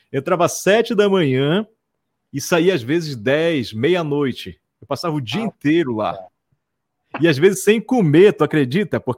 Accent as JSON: {"language": "Portuguese", "town": "Barreirinha", "region": "Amazonas", "country": "Brazil", "said": "Eu lembro que eu sou do interior, né, cara? Eu sou, do, sou de Barreirinha, do interior de Barreirinha."}